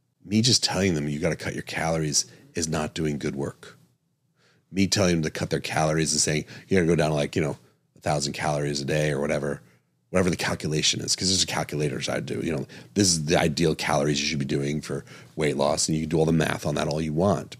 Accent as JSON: {"language": "English", "region": "East Coast", "country": "United States", "tie": "born or raised there", "moved": "yes", "lives_now": "Arizona, United States", "said": "I'm from the East Coast, grew up on the East Coast"}